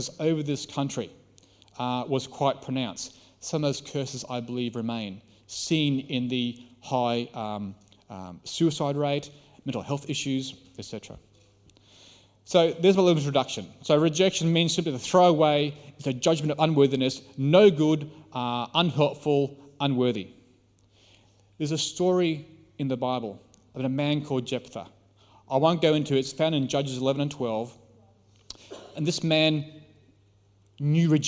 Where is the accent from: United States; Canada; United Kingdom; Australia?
Australia